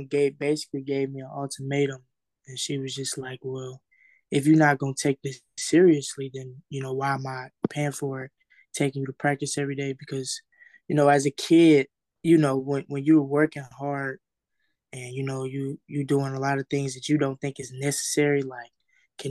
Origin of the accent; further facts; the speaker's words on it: St. Louis, Missouri, United States; I'm from St. Louis